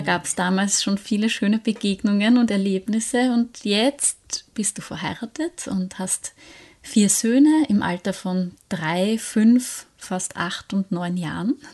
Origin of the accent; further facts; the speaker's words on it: Austria; bei uns in Österreich